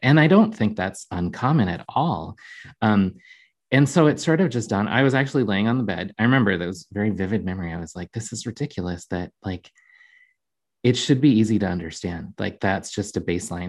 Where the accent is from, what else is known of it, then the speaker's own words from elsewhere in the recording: Jamestown, North Dakota, United States; now in Minneapolis, United States; I grew up in Jamestown, North Dakota.